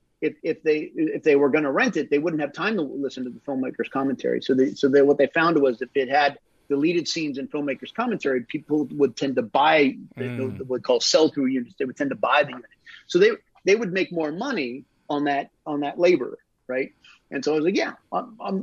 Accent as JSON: {"language": "English", "country": "United States", "moved": "yes", "said": "I'm originally from the United States"}